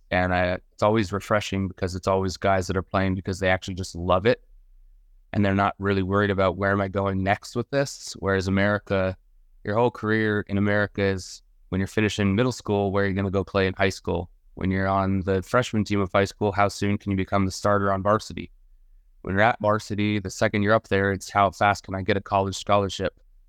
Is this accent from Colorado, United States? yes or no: yes; Denver, Colorado, United States; I grew up in Denver, Colorado.